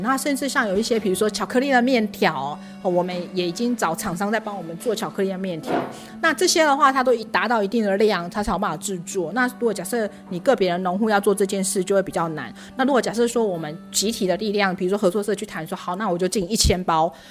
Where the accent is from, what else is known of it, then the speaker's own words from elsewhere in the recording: Taichung and Taipei, northern Taiwan, Taiwan; moved away as an adult; now in Pingtung, Taiwan; 我在屏东出生，可是我在，呃，北部长大。嗯。对，在台中，还有在台北长大。对，然后后来因为爸爸的关系，就回来了屏东这样子，嗯。在我三十五岁那一年